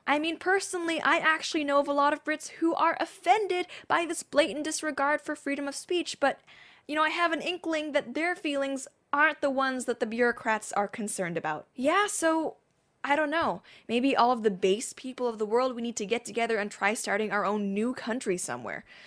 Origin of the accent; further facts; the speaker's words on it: Hong Kong; also born or lived in Surrey, United Kingdom; growing up in Hong Kong, we were legit a British colony